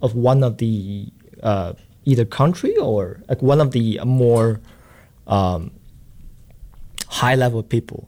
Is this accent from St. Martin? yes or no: no; China; moved away as an adult; also born or lived in Boston; I'm from China